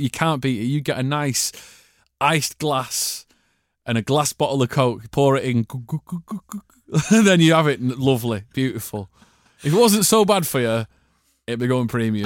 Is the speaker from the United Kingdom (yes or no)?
yes; Manchester, North West England, United Kingdom; we're both from Manchester